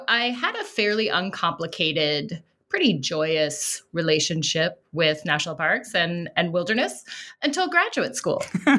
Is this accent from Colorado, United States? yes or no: yes; Denver, Colorado, United States; You know, I grew up in Colorado in the suburbs of Denver, so out on the plains.